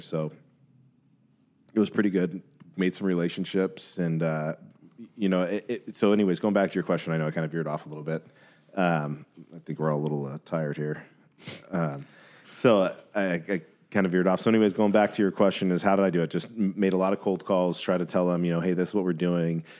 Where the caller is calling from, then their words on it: California, United States; I'm calling from California